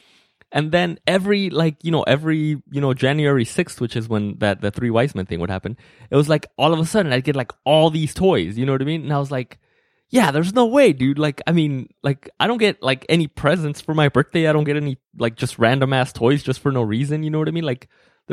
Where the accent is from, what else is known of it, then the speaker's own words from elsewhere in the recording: Mexico; moved away; when I was growing up in Mexico